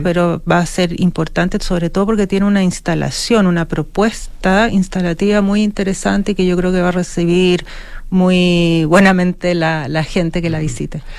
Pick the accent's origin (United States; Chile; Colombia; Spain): Chile; also born or lived in Europe; Me fui fuera de Chile, estudié museografía